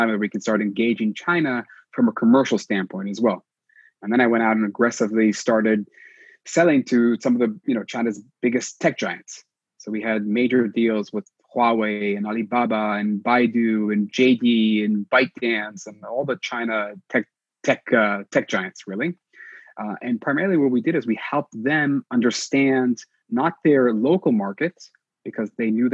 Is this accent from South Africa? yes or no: no; Israel; English is a second language; moved away as an adult; also born or lived in New York, United States; when I come back to Israel